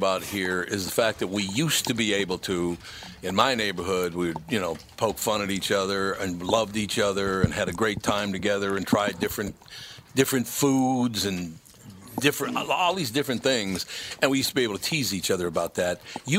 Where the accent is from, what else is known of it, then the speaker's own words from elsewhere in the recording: Minneapolis, Minnesota, United States; That's where I grew up in North Minneapolis.